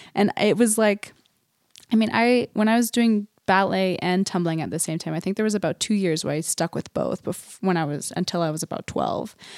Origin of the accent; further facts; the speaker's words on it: Huntsville, Utah, United States; we grew up in Huntsville.